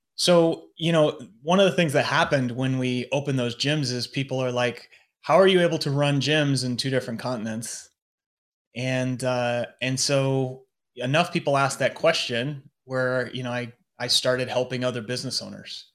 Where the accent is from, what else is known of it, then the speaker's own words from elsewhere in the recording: United States; moved away as an adult; now in London, United Kingdom; I'm in London as an American